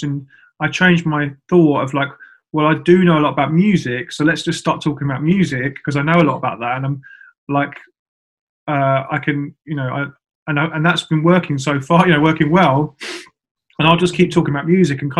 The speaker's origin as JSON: {"language": "English", "town": "Milton Keynes", "region": "South East England", "country": "United Kingdom", "said": "I'm from Milton Keynes."}